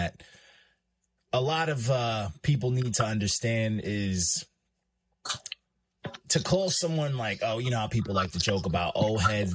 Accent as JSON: {"language": "English", "region": "New York", "country": "United States", "said": "I'm from New York"}